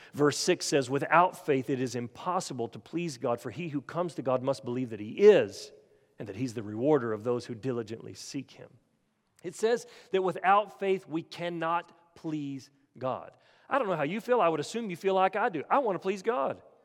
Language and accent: English; Oklahoma, United States; moved away; I'm, I'm originally from Oklahoma